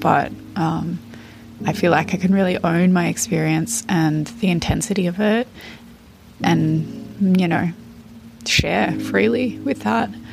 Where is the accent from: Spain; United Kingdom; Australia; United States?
Australia; I'm 32 and from Australia.